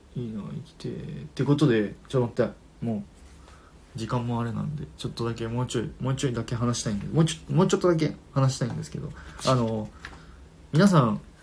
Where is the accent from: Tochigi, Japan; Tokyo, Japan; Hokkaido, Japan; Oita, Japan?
Oita, Japan; moved away; also born or lived in Kumamoto; 出身は大分ですただ学校は熊本ですなので熊大分田に5年ぐらい住んでて、熊本に5年ぐらい